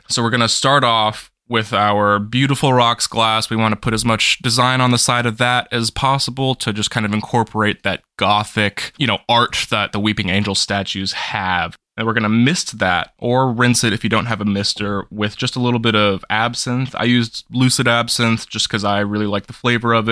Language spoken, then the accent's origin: English; North Carolina, United States; also born or lived in Fairfax, Virginia / Boston; I spent most of my life in North Carolina. Uh, I was born in Fairfax, Virginia, which is just on the outskirts of Washington, D C, spent the first bit of my life there, but I, I think I was eight years old when I moved to North Carolina.